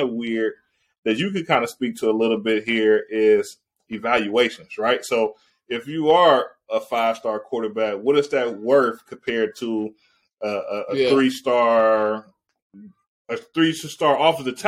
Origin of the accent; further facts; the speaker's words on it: Ohio, United States; I grew up in Ohio. I was an Ohio State fan